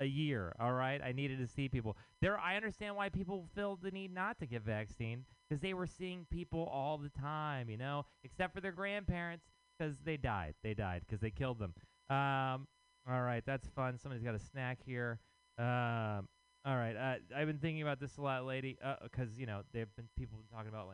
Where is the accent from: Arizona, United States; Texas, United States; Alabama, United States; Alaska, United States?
Texas, United States; now in San Francisco, United States; I am from Texas